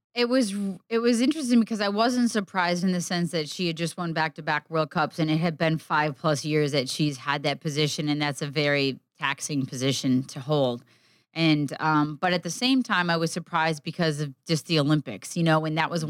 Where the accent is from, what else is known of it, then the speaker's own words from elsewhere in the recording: Midwest, United States; growing up in the Midwest